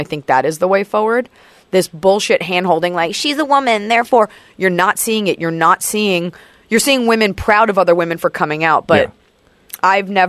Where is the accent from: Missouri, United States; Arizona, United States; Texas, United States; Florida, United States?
Texas, United States; Dallas; I'm from Dallas.